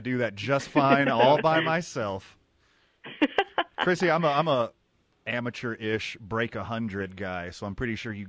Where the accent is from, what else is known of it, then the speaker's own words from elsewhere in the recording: Gulf Coast of Texas, United States; now in Albuquerque, United States; I was born and raised on the Gulf Coast of Texas, so I know where you're at.